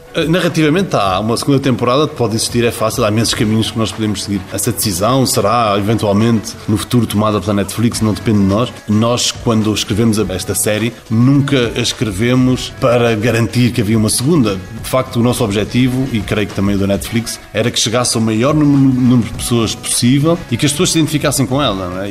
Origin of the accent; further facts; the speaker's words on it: São Miguel, Azores, Portugal; accent: Micaelense; como Michelense, que esse sotaque fosse usado